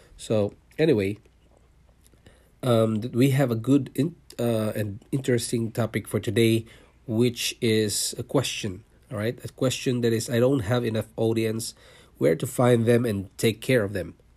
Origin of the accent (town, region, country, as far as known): Philippines; born or raised there; moved away as an adult; also born or lived in Singapore; now in Canada